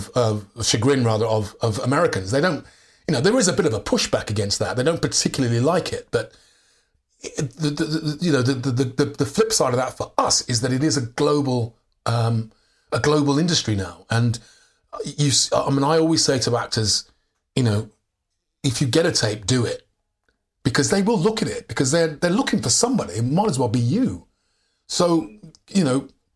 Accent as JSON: {"language": "English", "region": "England", "country": "United Kingdom", "said": "I'm from England"}